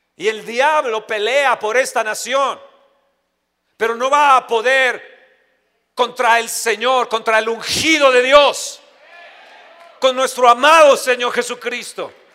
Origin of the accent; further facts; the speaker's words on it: Mexico; nosotros como mexicanos